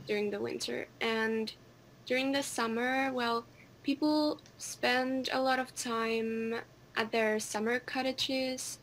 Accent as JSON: {"language": "English", "town": "Helsinki", "region": "Uusimaa", "country": "Finland", "said": "I am a girl from Finland, Helsinki. I live in the capital"}